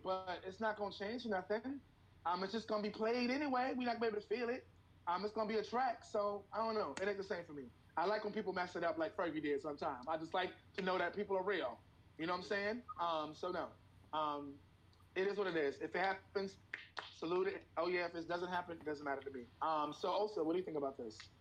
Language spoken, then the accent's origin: English; New York City, New York, United States; I'm from Harlem